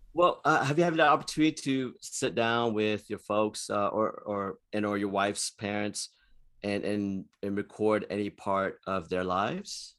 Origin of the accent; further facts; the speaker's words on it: Houston, Texas, United States; I was born and raised in Houston, Texas, and I've lived in, in Texas all my life.